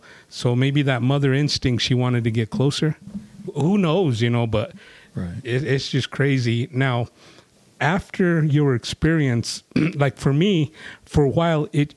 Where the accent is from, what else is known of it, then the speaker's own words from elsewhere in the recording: New Mexico, United States; we all grew up in relatively the same area here in New Mexico